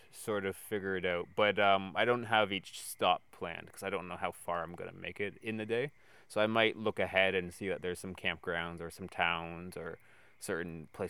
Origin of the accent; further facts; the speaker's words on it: Ontario, Canada; now in Vancouver, Canada; I'm originally from Ontario